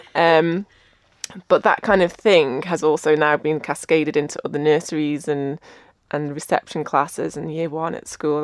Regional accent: Ramsey, Isle of Man; I grew up in Ramsey. I did Manx dancing.

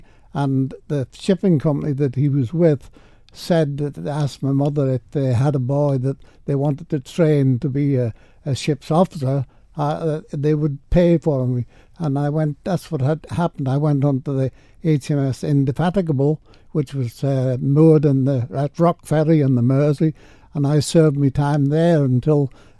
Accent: Sulby, Isle of Man; Well, There weren't a lot of boys or girls in the village, but there were enough of us to have a form little groups, and we used to enjoy ourselves.

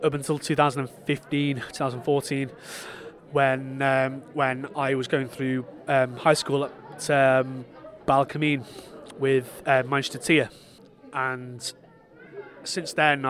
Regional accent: Douglas, Isle of Man; I am from Douglas.

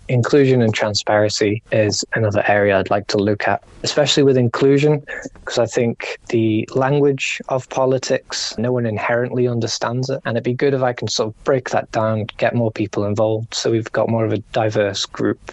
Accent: Ramsey, Isle of Man; Ramsey's my hometown

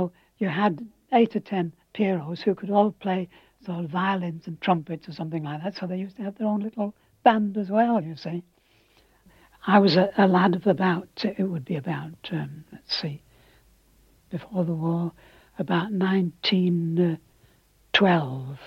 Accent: Douglas, Isle of Man; I was born in 1902 on the Crescent Promenade where the Crescent Cinema is at present, and it was called Glen Lyon.

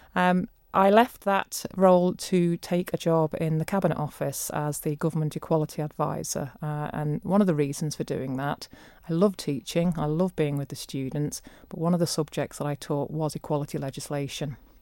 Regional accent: Leicestershire, East Midlands, United Kingdom; moved away as an adult; now in Isle of Man; I'm not Manx-born. I was born in Leicestershire and I came to the Isle of Man in nineteen ninety-seven.

